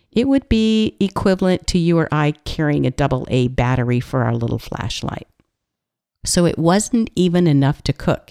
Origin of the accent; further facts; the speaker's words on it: California, United States; I'm from California